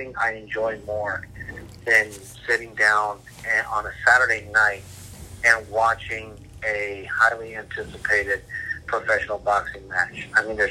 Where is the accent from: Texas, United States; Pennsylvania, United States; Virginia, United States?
Texas, United States; San Antonio; moved away as an adult; now in Laredo, United States; Born and raised in San Antonio